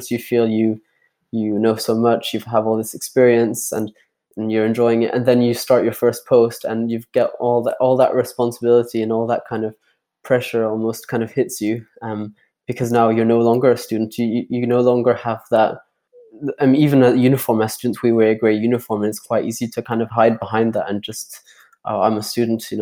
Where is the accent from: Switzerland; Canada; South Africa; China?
Switzerland; Geneva; now in Edinburgh, United Kingdom; I'm originally from Geneva in Switzerland, living in Edinburgh just now.